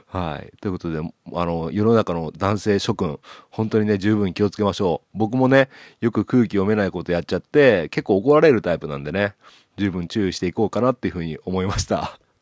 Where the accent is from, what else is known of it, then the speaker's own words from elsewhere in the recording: Okayama, Japan; 僕の地元の岡山